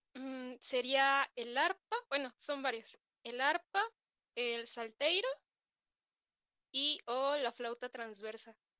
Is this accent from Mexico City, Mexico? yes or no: no; Ecatepec, State of Mexico, Mexico; Yo soy originaria del Estado de México, de Catepec.